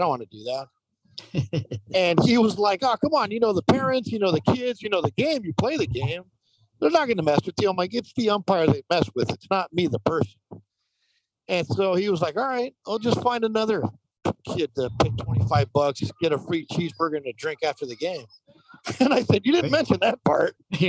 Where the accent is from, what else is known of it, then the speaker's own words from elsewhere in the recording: Santa Monica, California, United States; I grew up in Santa Monica, California, which is west side of Los Angeles. And when you grow up six blocks from the ocean, across the street from your little league field, you're pretty active.